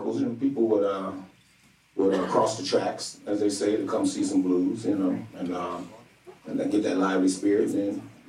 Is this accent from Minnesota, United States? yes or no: no; Chicago, Illinois, United States; the first thing I say my name and I say I'm from Chicago.